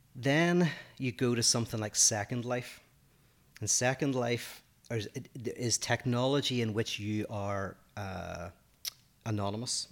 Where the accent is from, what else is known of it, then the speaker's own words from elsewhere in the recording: Northern Ireland, United Kingdom; accent: Northern Irish; moved away as an adult; now in United States; my Northern Irish accent